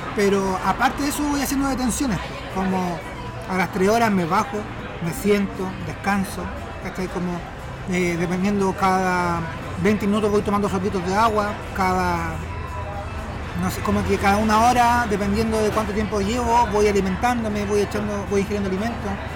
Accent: Talca, Maule, Chile; moved away; also born or lived in Santiago / Concepción; nací en Talca, viví 10 años acá en Santiago

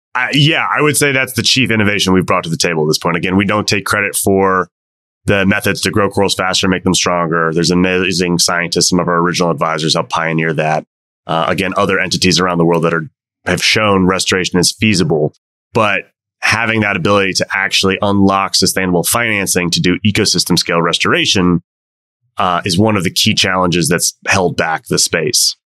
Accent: Washington, District of Columbia, United States; moved away as an adult; also born or lived in Mauritius; my hometown of DC

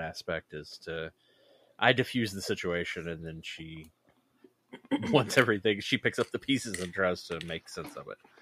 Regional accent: West Virginia, United States; We actually met in West Virginia, uh, which is my home state

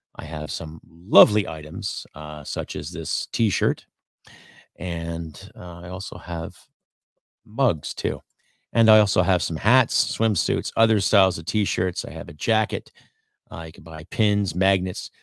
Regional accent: Canada; As a Canadian

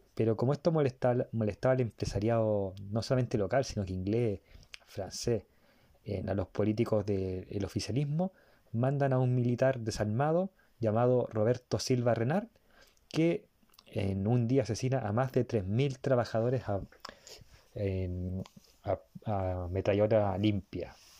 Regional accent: Chile; yo soy de Chile

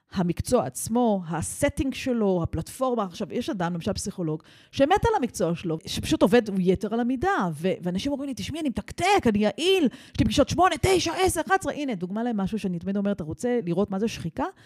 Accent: Israel; also born or lived in United States / Jerusalem / London; אני חוזרת הביתה לישראל

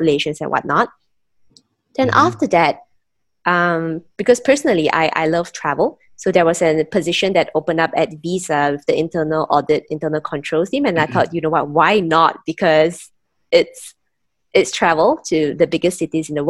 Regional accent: Penang, Malaysia; moved away as an adult; also born or lived in Kuala Lumpur, Malaysia / Singapore; I am born and raised in Penang, Malaysia

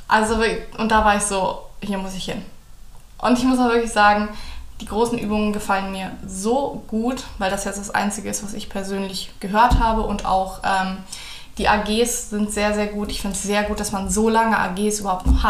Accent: Hamburg, Germany; also born or lived in Bonn; now in Cologne, Germany; ich komme auch aus der Nähe von Hamburg

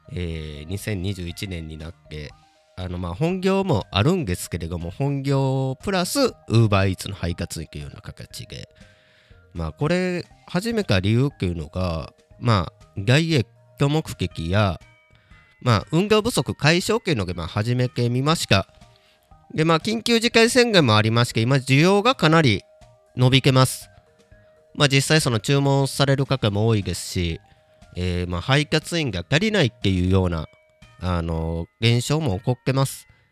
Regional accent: Kobe, Hyogo, Japan; now in Kyoto, Japan; 地元の神戸帰った時に

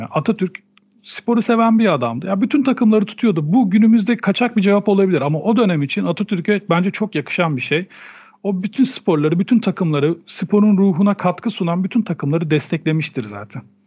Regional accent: Turkey; Bu ülkede doğdum, bu ülkenin kültürüyle büyüdüm.

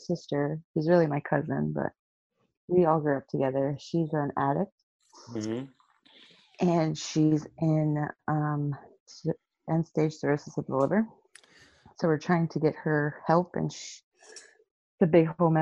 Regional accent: Florida, United States; Born and raised in Florida

